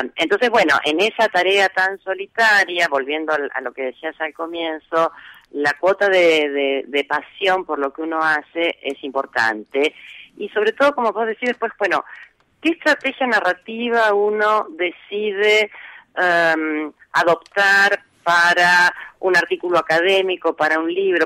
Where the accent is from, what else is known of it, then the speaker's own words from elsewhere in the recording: Rosario, Santa Fe, Argentina; also born or lived in Cañada de Gómez; yo nací en Cañada de Gómez, eh, casi diría de manera casual, porque mi padre estaba en ese momento trabajando allí, eh, pero me vine a vivir a Rosario cuando tenía cuatro meses